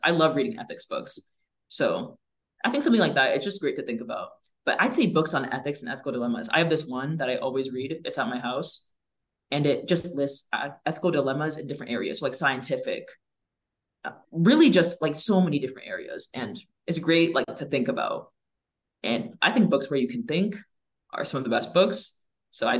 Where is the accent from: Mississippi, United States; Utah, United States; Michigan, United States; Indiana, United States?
Indiana, United States; West Lafayette; I'm going to Purdue right now and I'm from West Lafayette. I went to high school in West Lafayette